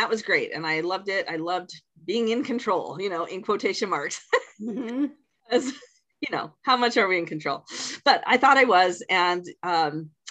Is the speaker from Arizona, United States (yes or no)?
no; Washington, United States; I was born in Washington State